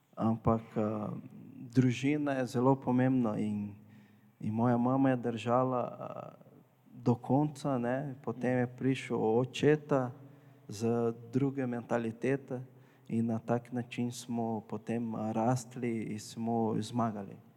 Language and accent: Slovenian; Porto Alegre, Rio Grande do Sul, Brazil; Slovenian is a second language; moved away as an adult; now in Slovenia; Jaz prihajam iz Brazilije, e, bolj na jugu, mesto je Porto Alegre